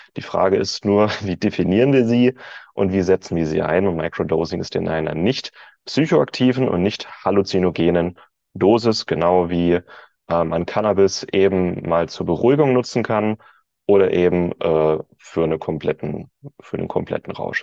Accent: Germany; als Deutscher

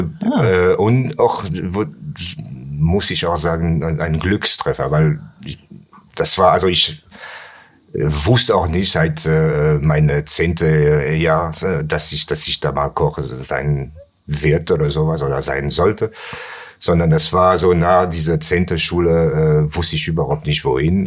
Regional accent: Pertuis, Provence-Alpes-Côte d'Azur, France; German is a second language; moved away as an adult; also born or lived in Nice, France; now in Cologne, Germany; Ich bin in äh, Aix-en-Provence geboren und äh, dann nach Pertuis bin ich, also das ist ein kleines Kaff, der äh, 20 Kilometer entfernt von Ex ist. Mhm. Da bin ich groß geworden

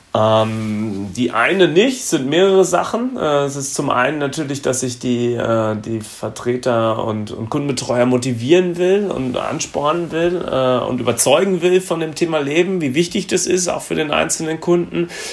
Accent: Gütersloh, North Rhine-Westphalia, Germany; now in Frankfurt, Germany; komme gebürtig aus Gütersloh, das ist in Nordrhein-Westfalen und wohne zurzeit in Frankfurt in Hesse

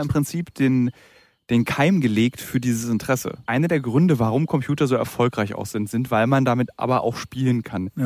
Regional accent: Berlin, Germany; meiner Heimatstadt Berlin

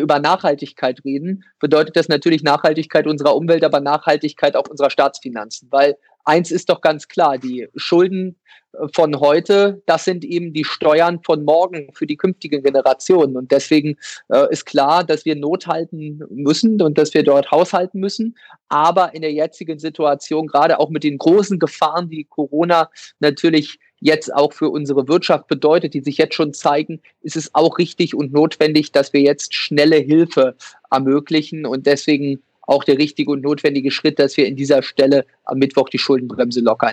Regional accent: Ueckermünde, Mecklenburg-Vorpommern, Germany; in meiner Heimatstadt in Öckermünde

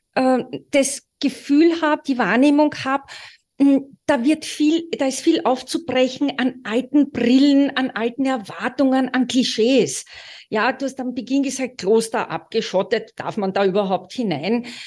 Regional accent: Austria; Wir sind beide Österreicher

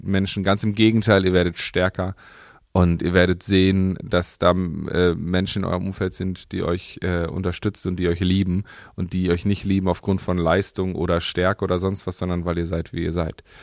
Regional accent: Paderborn, North Rhine-Westphalia, Germany; meine Heimatstadt

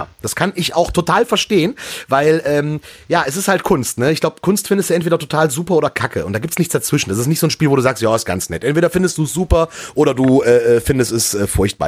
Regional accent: near Düsseldorf, North Rhine-Westphalia, Germany; meine Heimatstadt äh, äh vor den Toren Düsseldorfs

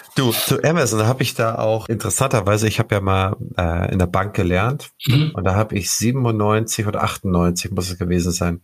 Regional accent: Schleswig-Holstein, Germany; ich bin hier als Holsteiner

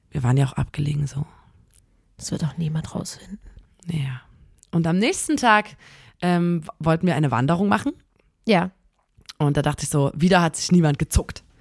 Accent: Germany; so wir sind Deutsche

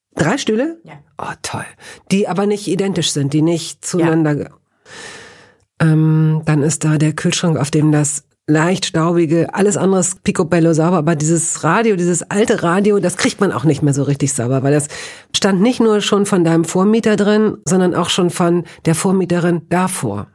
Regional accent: Northern Germany, Germany; tatsächlich bin ich eher in Norddeutschland groß geworden

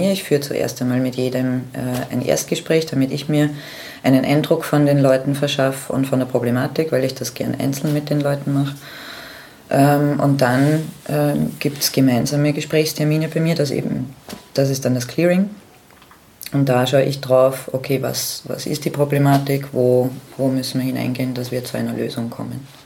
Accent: Austria; Ja, ich bin die …, ich komme aus Österreich.

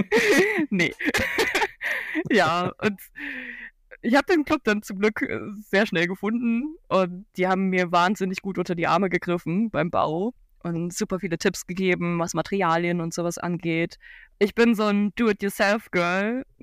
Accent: Cologne, North Rhine-Westphalia, Germany; ich komme aus Köln

